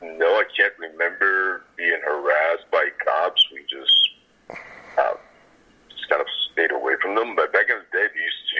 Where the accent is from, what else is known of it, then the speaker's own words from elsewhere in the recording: New York City, New York, United States; I grew up kind of like 115th between First and Second.